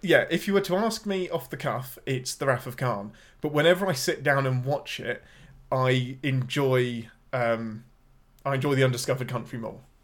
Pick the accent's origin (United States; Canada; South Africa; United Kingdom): United Kingdom; England; I'm your Englishman